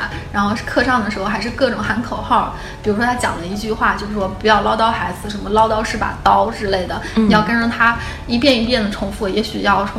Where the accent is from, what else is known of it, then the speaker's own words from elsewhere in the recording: Beijing, China; 后来我发现我是北京的，然后我站在北京的队列